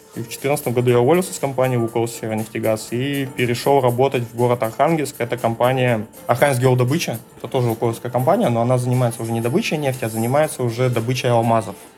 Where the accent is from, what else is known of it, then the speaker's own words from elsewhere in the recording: Naryan-Mar, Nenets Autonomous Okrug, Russia; moved away as an adult; also born or lived in Moscow; Я уроженец Ненецкого автономного, я здесь родился, то есть в 83 году в городе Наринма